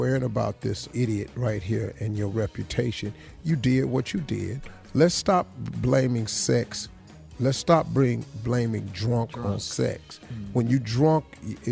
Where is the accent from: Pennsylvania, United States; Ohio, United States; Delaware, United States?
Ohio, United States; Cleveland; I'm from Cleveland